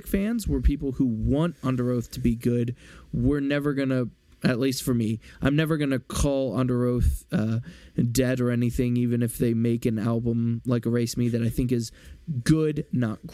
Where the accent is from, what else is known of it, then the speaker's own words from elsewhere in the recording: Philadelphia, Pennsylvania, United States; I'm from Philly